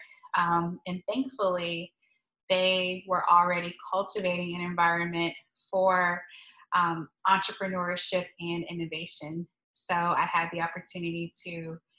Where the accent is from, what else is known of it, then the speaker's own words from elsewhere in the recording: Stone Mountain, Georgia, United States; I grew up in Stone Mountain, Georgia, so east of Atlanta